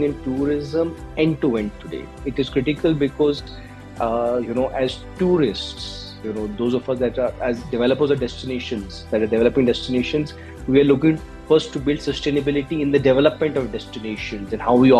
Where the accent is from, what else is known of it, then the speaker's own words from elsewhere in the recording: Jammu and Kashmir, India; moved away; also born or lived in Dehradun, Uttarakhand; I am from Kashmir. I was born in Kashmir. I went to boarding school in Dehradun